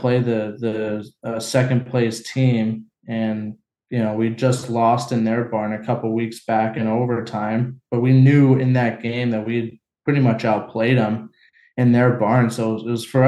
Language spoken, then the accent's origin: English; San Diego, California, United States; moved away as an adult; growing up in San Diego